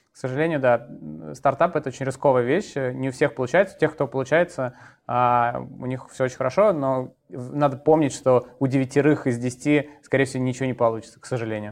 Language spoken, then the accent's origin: Russian; Moscow, Russia; Я родился в Москве, учился в школе в Москве, потом поступил в институт э, тоже в Москве